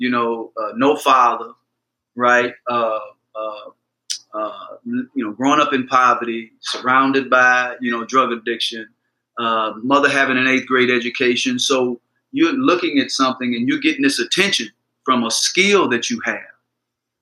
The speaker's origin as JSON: {"language": "English", "region": "Mississippi", "country": "United States", "tie": "born or raised there"}